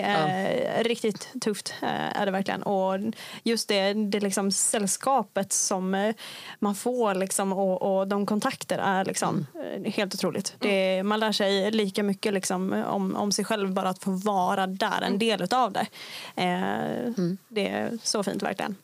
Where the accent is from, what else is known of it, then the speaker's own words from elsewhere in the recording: Kramfors, Västernorrland County, Sweden; now in Umeå, Sweden; kommer inte härifrån Umeå, jag kommer från Kramfors, en liten by eh, i Höga Kusten. Eh, och flyttade hit till Umeå 2016